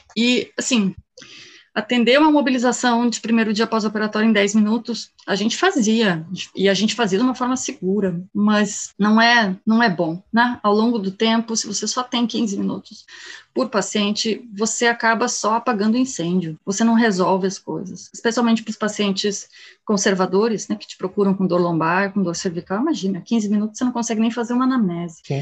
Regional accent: Canoas, Rio Grande do Sul, Brazil; moved away as an adult; also born or lived in Germany; sou gaúcha, né? Eu sou daqui de Canoas, do lado de Porto Alegre. E fui para a Alemanha aos 19 anos

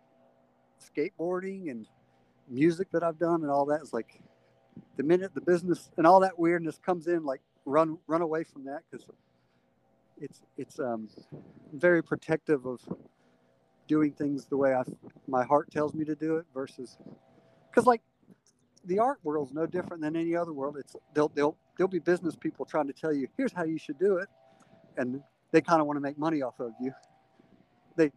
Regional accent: the South, United States; that you and I grew up in the South, that religious culture of like televangelism

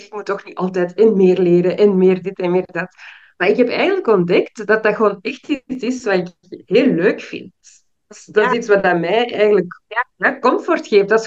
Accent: Belgium; also born or lived in Suriname / Peru / Brazil; now in Ghana; ik ben in België geboren en opgegroeid. Ik heb op heel veel verschillende plaatsen in de wereld gewoond. Voornamelijk Zuid-Amerika, Suriname, Peru, Brazilië. En nu woon ik in Ghana, wat ook het land is van mijn vader.

